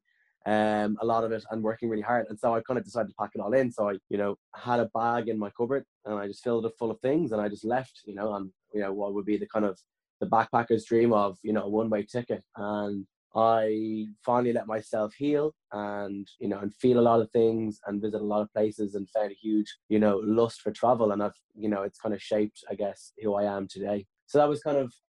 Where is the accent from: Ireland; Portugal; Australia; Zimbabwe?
Ireland; Dublin, Leinster; I grew up in Blanchardstown in West Dublin